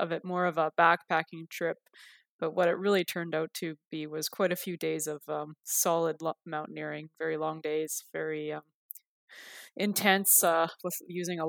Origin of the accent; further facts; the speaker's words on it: New Brunswick, Canada; now in Vancouver Island, Canada; I've been on the island for about 12 years. I grew up in New Brunswick